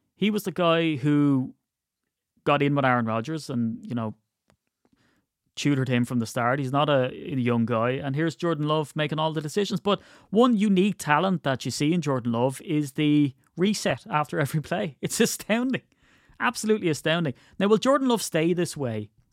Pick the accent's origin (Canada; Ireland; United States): Ireland; I'm Irish